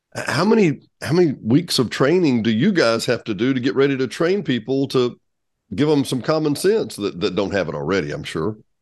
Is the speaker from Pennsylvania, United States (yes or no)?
no; South Arkansas, United States; I grew up in South Arkansas